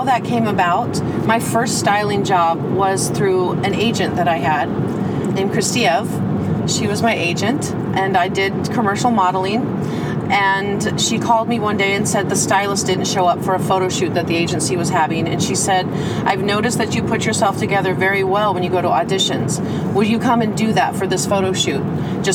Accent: Oregon, United States; growing up in Oregon, which was a small town.

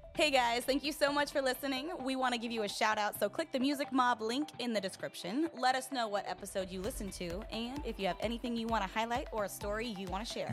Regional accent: Utah, United States; I'm from Utah

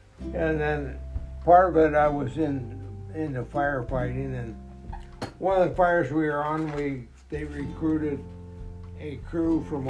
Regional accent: Helena, Montana, United States; also born or lived in Kalispell, Montana; I grew up in Helena

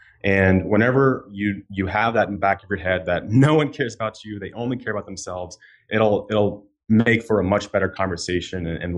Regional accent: Florida, United States; now in Chicago, United States; Live in Chicago right now, but I am originally from Florida. I've lived in about 9 or 10 cities now.

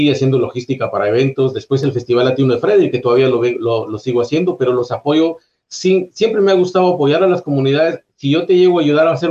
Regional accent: Guatemala; moved away as an adult; now in United States; soy de Guatemala. Guatemala.

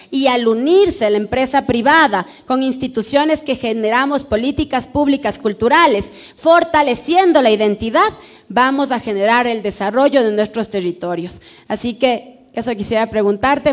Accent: Tungurahua, Ecuador; nuestra provincia

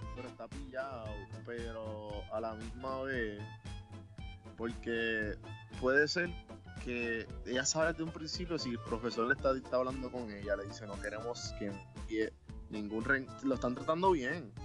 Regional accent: Puerto Rico; Nosotros como boricuas jíbaros y colonizados

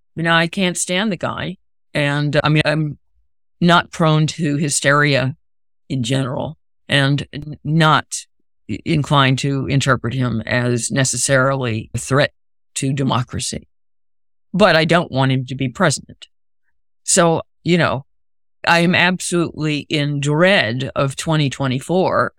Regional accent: Raleigh, North Carolina, United States; the monuments I grew up around in Raleigh

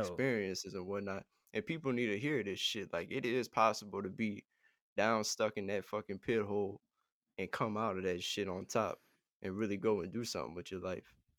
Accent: Ponchatoula, Louisiana, United States; I'm from Pawn and Share

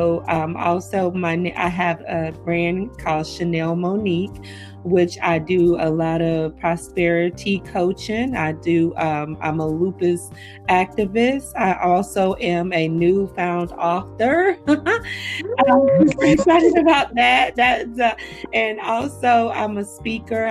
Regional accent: Raleigh, North Carolina, United States; moved away as an adult; also born or lived in Chapel Hill, North Carolina; now in Virginia, United States; I am originally from Raleigh, North Carolina, well, Chapel Hill, Raleigh, North Carolina. I moved to Virginia almost 4 years ago

